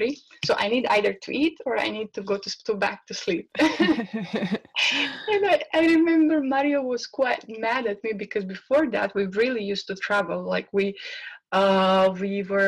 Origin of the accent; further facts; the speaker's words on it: Bosnia & Herzegovina; moved away; I'm from Bosnia